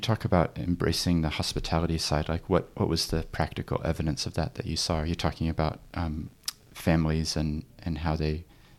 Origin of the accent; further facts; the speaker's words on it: New Zealand; I actually grew up in New Zealand, but have always had my accent.